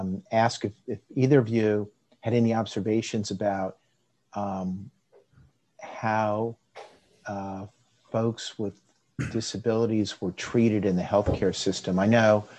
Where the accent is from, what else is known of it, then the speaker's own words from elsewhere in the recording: Florida, United States; I grew up in Florida